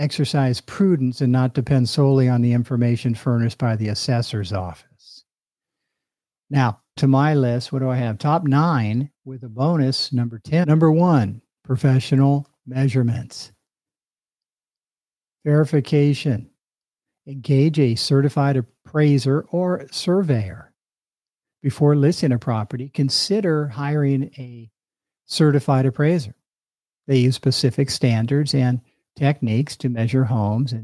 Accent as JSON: {"language": "English", "town": "Sunnyvale", "region": "California", "country": "United States", "tie": "born or raised there", "said": "my hometown of Sunnyvale, California"}